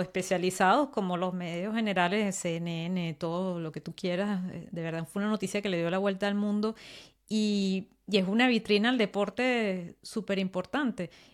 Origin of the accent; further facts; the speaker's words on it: Venezuela; now in France; yo vivo en Francia, pero yo vengo de Venezuela